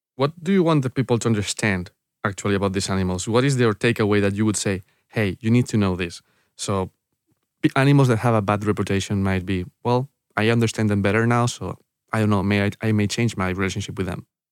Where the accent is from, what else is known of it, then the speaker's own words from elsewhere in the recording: San Lorenzo de El Escorial, Community of Madrid, Spain; English is a second language; I was born in, uh, in, in San Lorenzo del Escorial. This is a town, uh, near the mountains in Madrid